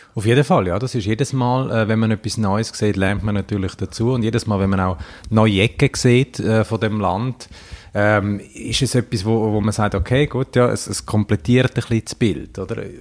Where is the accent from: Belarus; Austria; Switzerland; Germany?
Switzerland; Davos, Graubünden; jetzt bin ich ja von Davos, was auch... Äh grosser Tourismusort ist